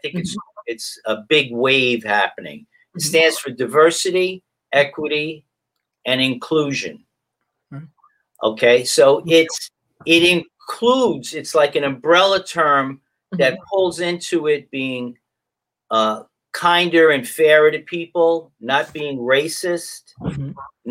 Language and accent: English; Mount Vernon, New York, United States; where I grew up in Mount Vernon